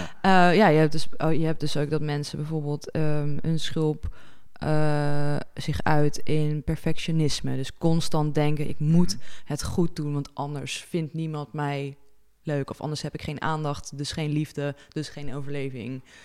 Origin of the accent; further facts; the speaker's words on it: Netherlands; als Nederlanders